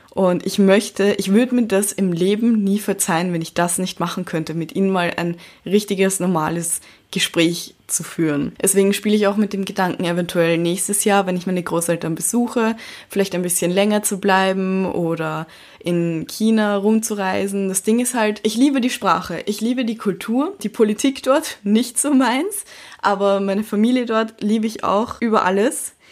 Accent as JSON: {"language": "German", "region": "Vienna", "country": "Austria", "tie": "born there", "said": "Ich bin mixed und ich wurde in Wien geboren und mir wurde Chinesisch nicht beigebracht, seitdem ich ein kleines Baby war."}